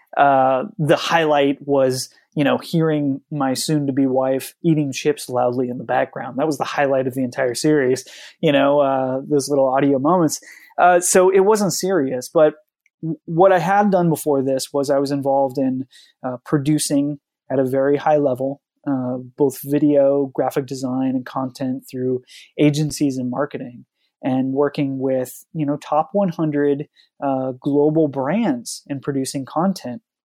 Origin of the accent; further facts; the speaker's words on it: Oregon coast, United States; I grew up on the Oregon coast